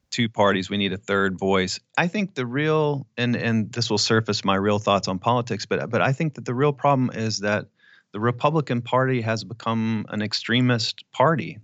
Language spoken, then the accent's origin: English; Clear Lake, Texas, United States; moved away; I would go back to Clear Lake 'cause I still had a bunch of friends there